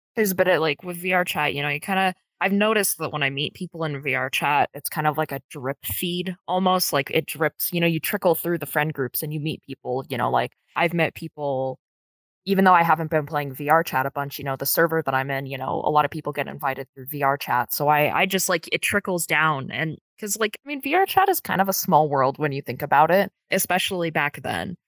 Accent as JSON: {"language": "English", "country": "United States", "said": "I am from the United States"}